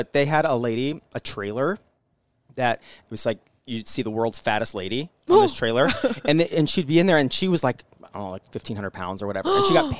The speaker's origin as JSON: {"language": "English", "country": "United States", "tie": "born or raised there", "said": "the fair used to be in my hometown, like the Douglas County Fair, whatever, a long time ago."}